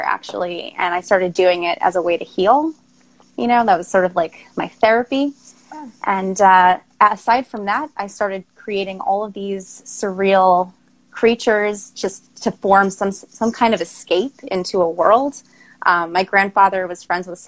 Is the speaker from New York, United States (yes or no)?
yes; Long Island, New York, United States; moved away as an adult; also born or lived in Queens, New York; now in Baltimore, United States; I'm initially from Queens, New York, and I grew up on Long Island. I moved to Baltimore to go to Towson University